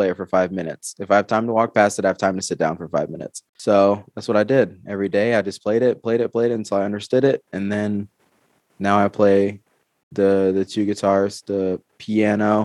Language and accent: English; Georgia, United States; now in Arizona, United States; I'm from Georgia, but I live in Arizona now.